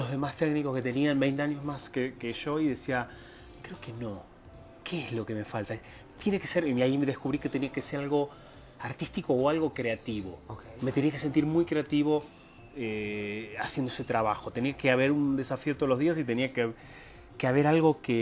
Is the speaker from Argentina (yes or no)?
yes; Buenos Aires, Argentina; moved away as an adult; now in Mexico; Soy de Argentina, Buenos Aires, eh, zona norte. No sé si conociste zona norte, es una como chendo para Tigre ahí, todo eso zona norte.